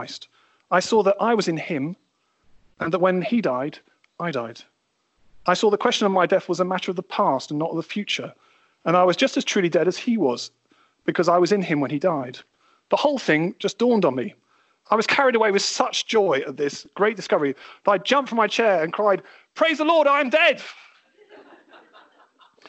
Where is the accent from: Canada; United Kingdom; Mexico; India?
United Kingdom; being British